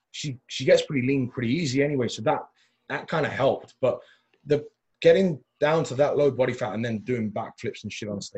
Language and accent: English; Texas, United States; I'm from Texas.